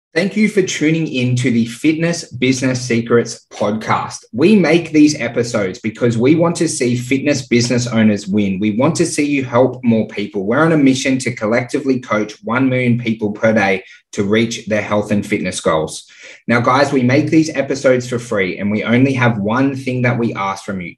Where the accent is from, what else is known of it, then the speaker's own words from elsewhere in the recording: Canberra, Australian Capital Territory, Australia; moved away as an adult; also born or lived in Sydney; now in Perth, Australia; I grew up in Canberra.